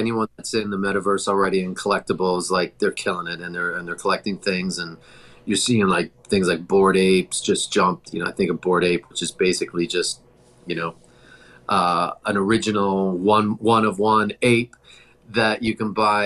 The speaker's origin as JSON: {"language": "English", "town": "Toronto", "region": "Ontario", "country": "Canada", "moved": "yes", "said": "I'm from Toronto originally"}